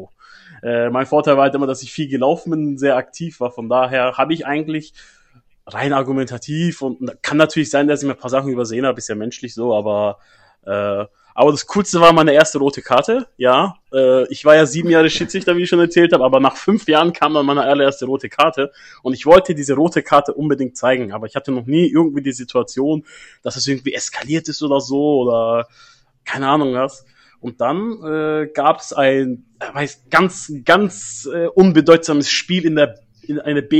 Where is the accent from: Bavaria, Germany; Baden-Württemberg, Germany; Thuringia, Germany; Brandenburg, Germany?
Bavaria, Germany; Meine Heimat Bayern, ja. Ja, natürlich. Ja, auch viele Kollegen von mir in Bayern natürlich betroffen. Ich wohne ja da nicht mehr.